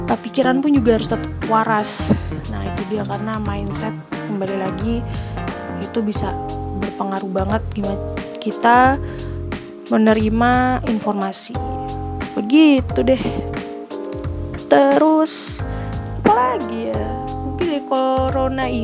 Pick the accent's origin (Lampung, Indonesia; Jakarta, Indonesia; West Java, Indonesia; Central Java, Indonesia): Central Java, Indonesia; Magelang; jadi berapa bulan lalu tuh aku anak Magelang banget. Jadi aku besar di Magelang. Dengan Magelang kan kota kecil.